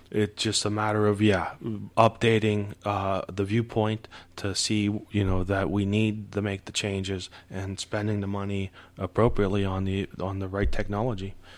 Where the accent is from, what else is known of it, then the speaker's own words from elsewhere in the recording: Youngstown, Ohio, United States; also born or lived in Struthers, Ohio; I grew up in Youngstown.